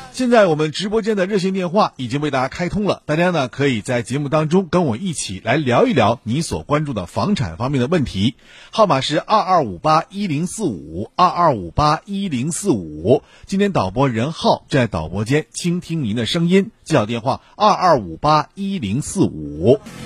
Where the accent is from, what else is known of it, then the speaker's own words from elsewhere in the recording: Shenyang, Liaoning, China; 咱们东北地区，哎，或者说咱沈阳啊